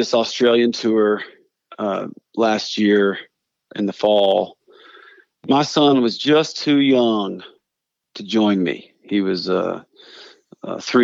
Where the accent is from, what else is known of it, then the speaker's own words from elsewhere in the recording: Brevard, North Carolina, United States; growing up in Western North Carolina